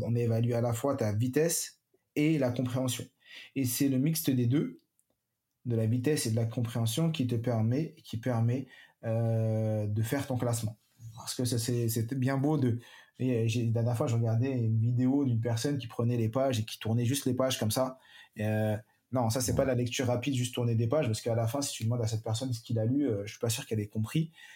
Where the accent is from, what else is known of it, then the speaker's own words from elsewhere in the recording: Paris, Île-de-France, France; moved away as an adult; now in Montpellier, France; moi j'ai grandi à Paris, je travaillais à Paris, je suis arrivé il y a 4 ans sur Montpellier